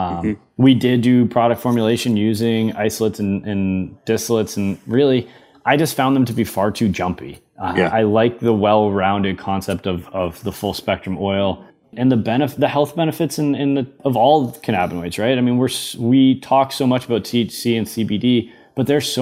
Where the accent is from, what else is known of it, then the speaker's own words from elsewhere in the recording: Boston, Massachusetts, United States; growing up in Massachusetts